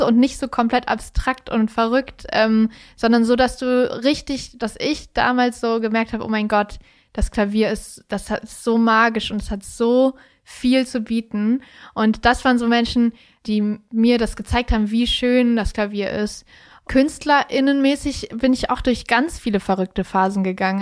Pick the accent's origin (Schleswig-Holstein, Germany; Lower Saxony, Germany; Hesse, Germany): Hesse, Germany; Kassel; born or raised there